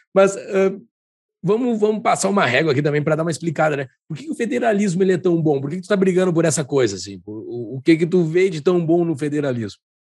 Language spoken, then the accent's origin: Portuguese; Gaúcho, Rio Grande do Sul, Brazil; como um bom gaúcho